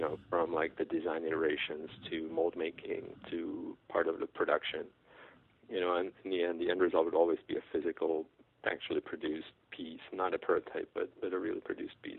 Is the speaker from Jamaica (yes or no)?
no; Czechia; moved away; from the Czech Republic. That's where I grew up.